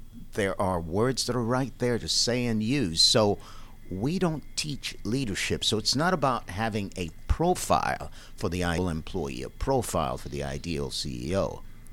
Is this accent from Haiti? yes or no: yes; Haiti; moved away; I'm from Haiti.